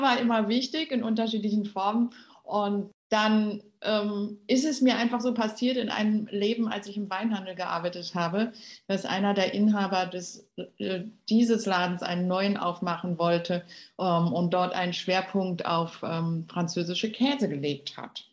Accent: Berlin, Germany; ich bin ja in Berlin aufgewachsen, bin Berlinerin durch und durch

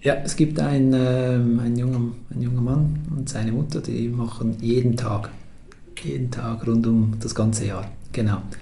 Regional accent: Switzerland; Das passiert mir sogar als Schweizer

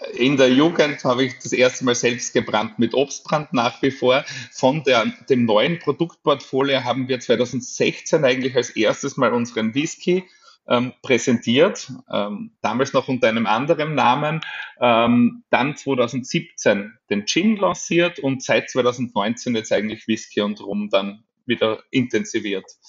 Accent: Styria, Austria; born or raised there

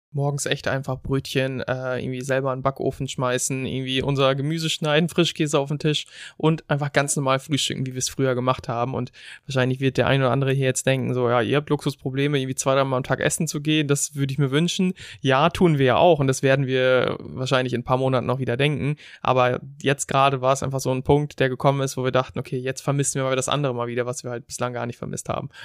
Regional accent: Germany; moved away; als Deutsche

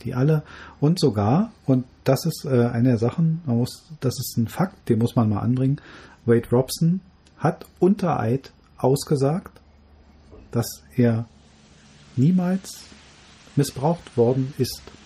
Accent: Germany; bei uns in Deutschland

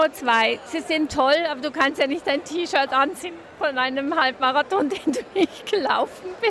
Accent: Switzerland; bei uns in der Schweiz

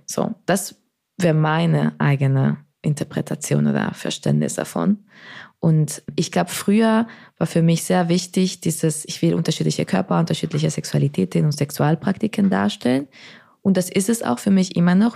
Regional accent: Spain; now in Berlin, Germany; ich bin in Spanien aufgewachsen

